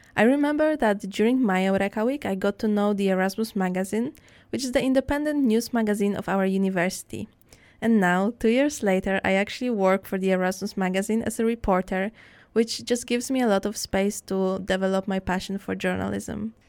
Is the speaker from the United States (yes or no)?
no; Poland; moved away as an adult; now in Netherlands; my home country, which is Poland